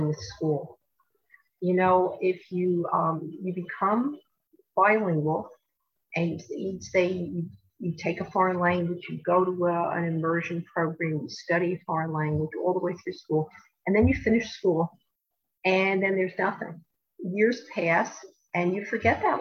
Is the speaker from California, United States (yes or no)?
no; New Jersey, United States; growing up in New Jersey